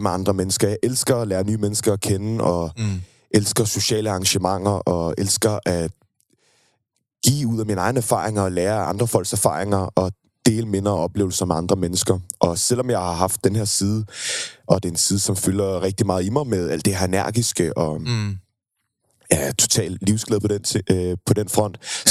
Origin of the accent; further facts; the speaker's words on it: Køge, Zealand, Denmark; jeg er født og opvokset i Køge